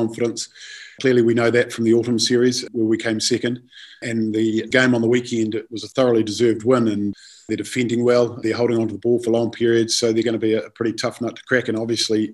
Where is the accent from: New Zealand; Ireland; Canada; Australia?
New Zealand; moved away; I'm from New Zealand and I coached Willis, had him down in the Auckland Academy years ago